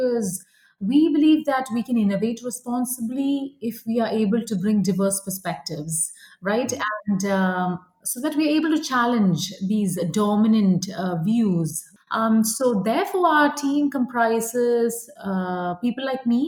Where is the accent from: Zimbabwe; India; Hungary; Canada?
India; moved away as an adult; now in United States; I grew up in India, and then I moved to the United States for grad school